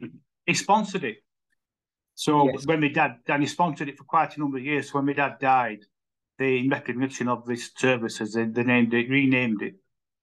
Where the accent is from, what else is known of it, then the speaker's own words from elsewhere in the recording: Wakefield, Yorkshire and the Humber, United Kingdom; No, I wasn't. From Peacock.